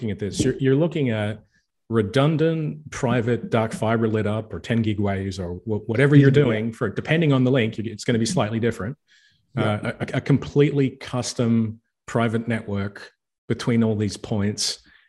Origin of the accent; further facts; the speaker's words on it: Australia; Hi, I'm Australian.